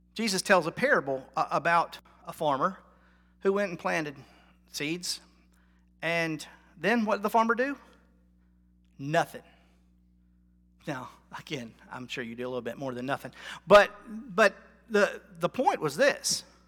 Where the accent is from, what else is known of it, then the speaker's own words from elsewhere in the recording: North Carolina, United States; I'm from North Carolina. I'm a Tar Heel.